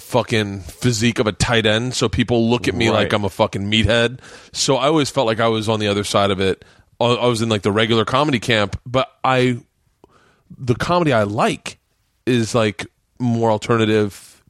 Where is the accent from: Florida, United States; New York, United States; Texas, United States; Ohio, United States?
Florida, United States; Tampa